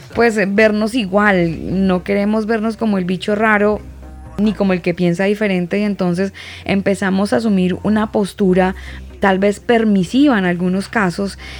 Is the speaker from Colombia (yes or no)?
yes; Colombia; now in Santiago, Chile; yo, pues, obviamente por mi acento me ubicarán y algunos amigos más cercanos sabrán que yo soy colombiana